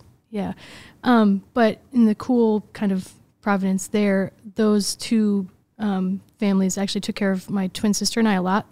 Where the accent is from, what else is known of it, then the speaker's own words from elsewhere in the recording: Des Plaines, Illinois, United States; I grew up in Des Plaines, Illinois